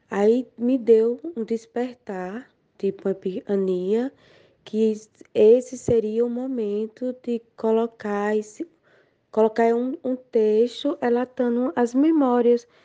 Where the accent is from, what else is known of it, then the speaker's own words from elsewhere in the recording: Alagoas, Brazil; sou natural de Bateguara, Alagoas, uma cidade da Zona Tamata Mata.